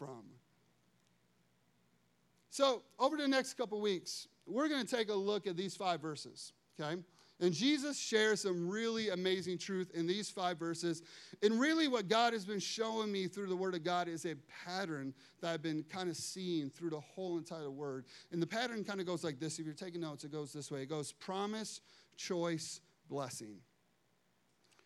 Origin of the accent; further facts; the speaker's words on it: Chicago, Illinois, United States; I'm from Chicago